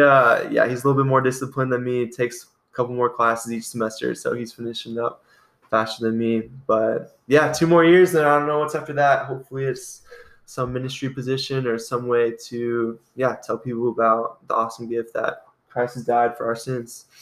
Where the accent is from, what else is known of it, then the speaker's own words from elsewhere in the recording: Iowa, United States; I'm from Iowa. I grew up on a farm in Iowa